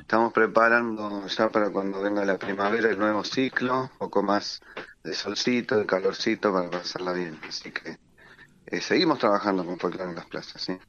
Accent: Quilmes, Buenos Aires Province, Argentina; somos de acá, somos de Quilmes

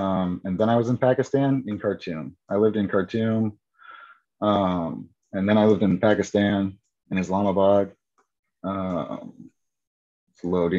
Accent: United States; born there; So I was born in the United States

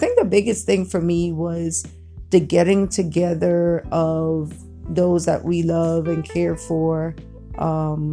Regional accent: U.S. Virgin Islands; growing up in the Virgin Islands

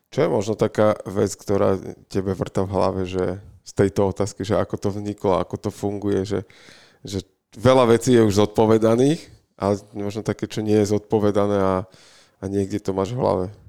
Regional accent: Bratislava, Bratislava Region, Slovakia; my sme tu z Bratislavy

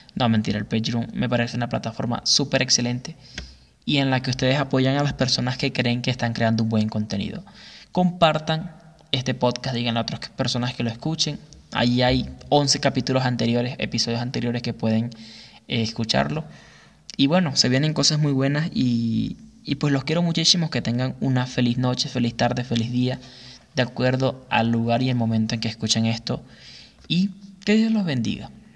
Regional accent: Güiria, Sucre, Venezuela; moved away; en la ciudad de Guiria, estado Sucre, de donde yo soy

